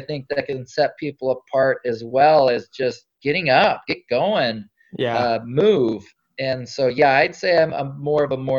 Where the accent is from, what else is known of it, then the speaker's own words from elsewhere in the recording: North Dakota, United States; born there; also born or lived in Alaska; So I was born in North Dakota.